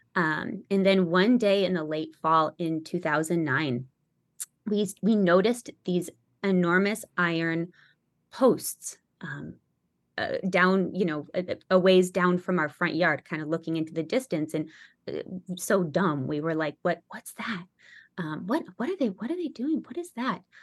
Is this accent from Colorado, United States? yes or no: yes; Denver, Colorado, United States; moved away; also born or lived in Brownsville, Texas; I'm from Denver, just like Brian, actually, we grew up in the same parish